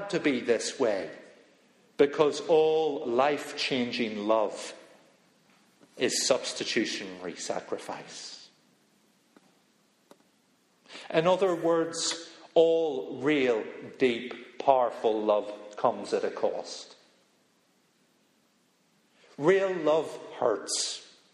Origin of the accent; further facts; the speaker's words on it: Belfast, Northern Ireland, United Kingdom; moved away; I'm from Belfast